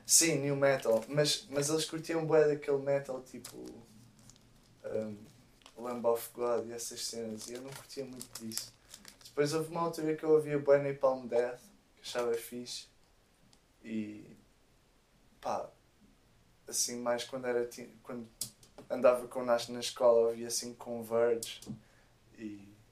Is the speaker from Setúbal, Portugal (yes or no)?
no; Rio de Mouro, Lisbon, Portugal; quando era puto lá em Rio de Moro.